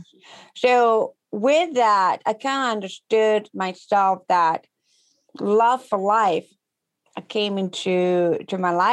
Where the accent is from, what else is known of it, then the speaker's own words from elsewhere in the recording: Ecuador; English is a second language; moved away as an adult; now in United States; So I am from Ecuador. I'm a Latina. And growing up back home